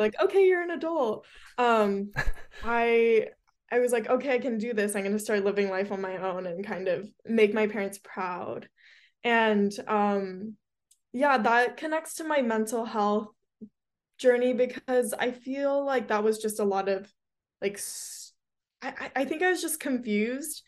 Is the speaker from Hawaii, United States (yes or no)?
no; Hermosa Beach, California, United States; I'm from Hermosa